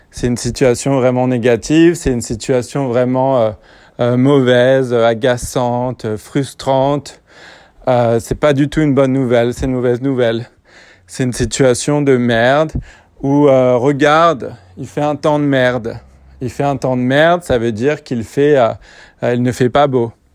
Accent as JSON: {"language": "French", "country": "France", "said": "je suis français"}